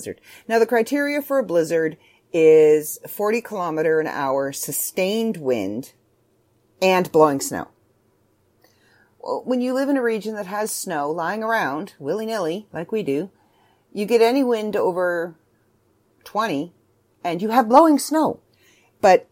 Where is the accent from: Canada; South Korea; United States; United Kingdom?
Canada; I'm Canadian